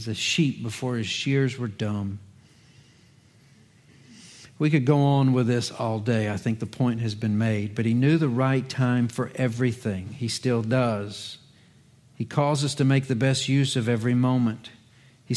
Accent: Virginia, United States; moved away as an adult; also born or lived in Charlotte, North Carolina; I was 8, that's the age of our youngest, when Dad received a call to ministry in Virginia

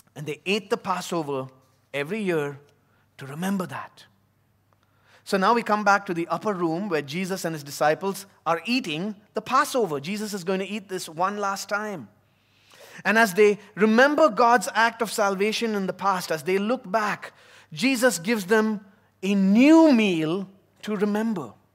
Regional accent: Chennai, Tamil Nadu, India; also born or lived in United States; now in Abu Dhabi, United Arab Emirates; my time growing up in South India, in the city of Chennai.

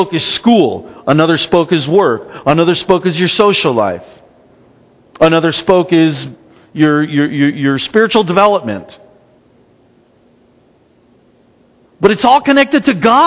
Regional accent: United States

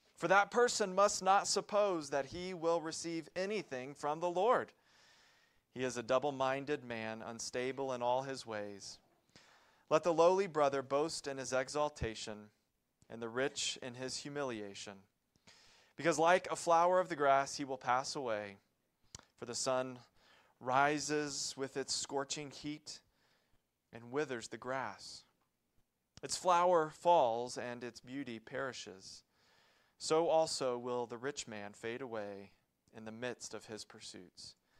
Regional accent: Columbia, South Carolina, United States; moved away; My family lived and operated a Christian summer camp in Columbia, South Carolina

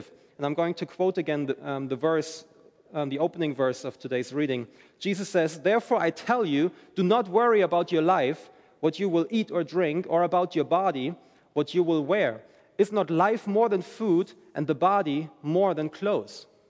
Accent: Germany; moved away as an adult; I'm from Germany originally, and I moved here with my wife, my family, in January

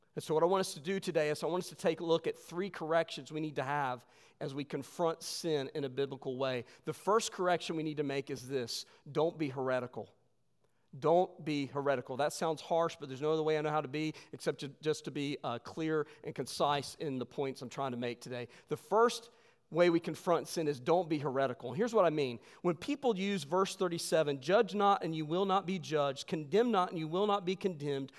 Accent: West Virginia, United States; moved away; I'm from West Virginia

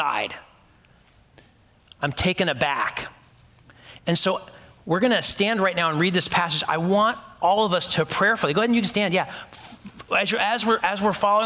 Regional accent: United States; That's just how American I am. I'm so American, right?

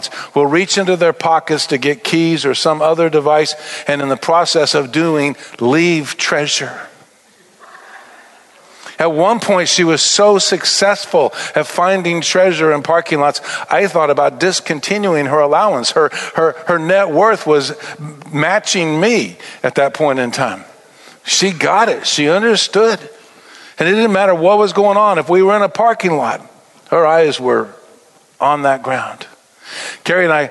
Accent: Albuquerque, New Mexico, United States; born or raised there

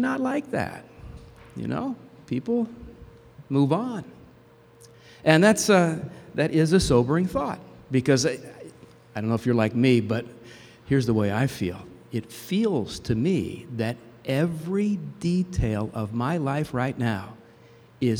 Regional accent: New Jersey, United States; where I grew up in New Jersey

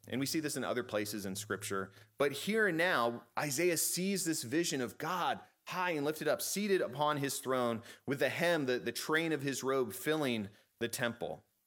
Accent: Chesapeake, Virginia, United States; I grew up in Chesapeake

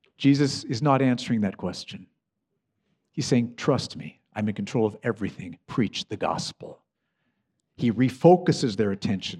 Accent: United States; I love my home country, the U S.

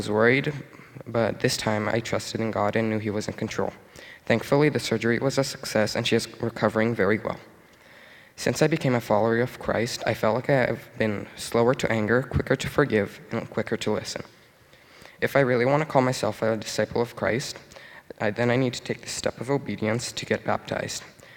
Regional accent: Brazil; now in Canada; I'm originally from Brazil, and I came to Canada a little over 6 years ago.

